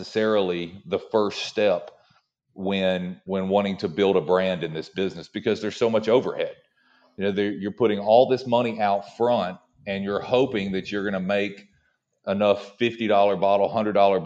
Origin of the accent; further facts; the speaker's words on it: Tennessee, United States; I'm from Tennessee originally. And, when you're born and raised in Tennessee, you drink Jack Daniels.